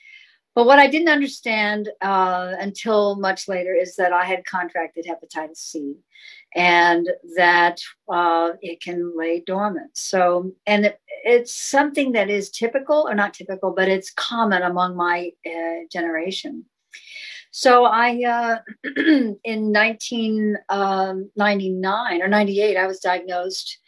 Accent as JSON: {"language": "English", "town": "Sacramento", "region": "California", "country": "United States", "tie": "born or raised there", "also_born_or_lived": "San Francisco", "said": "I grew up in in Sacramento, California"}